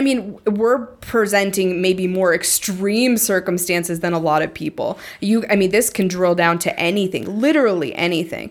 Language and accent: English; Montana, United States; growing up in Montana